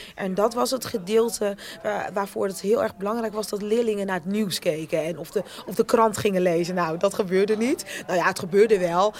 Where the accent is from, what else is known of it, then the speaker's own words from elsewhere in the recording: Rotterdam, South Holland, Netherlands; accent: Rotterdam; also born or lived in Suriname; als ik moe ben, dan hoor je mijn Rotterdamse accent naar boven komen